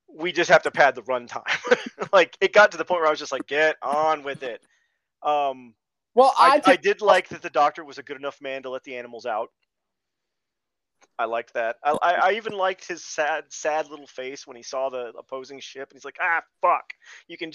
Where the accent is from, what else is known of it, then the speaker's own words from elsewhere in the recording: United States; I'm American.